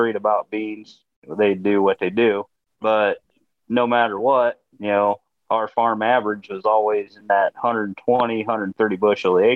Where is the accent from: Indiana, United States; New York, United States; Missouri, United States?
Indiana, United States; Albion; I'm from Northeast Indiana, as you said, around Albion